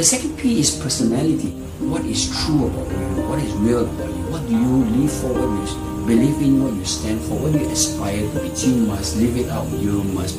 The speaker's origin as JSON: {"language": "English", "country": "Singapore", "tie": "born or raised there", "said": "I was a street kid. I grew up in Jalan Besar"}